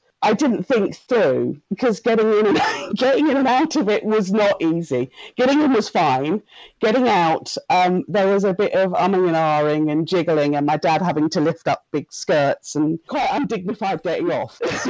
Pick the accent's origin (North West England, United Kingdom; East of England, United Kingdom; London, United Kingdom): East of England, United Kingdom; Suffolk; I come from Suffolk, little tiny village in rural Suffolk.